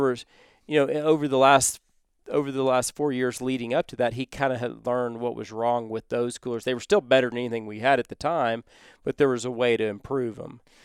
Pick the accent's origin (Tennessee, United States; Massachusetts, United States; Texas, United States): Texas, United States; where we grew up in Texas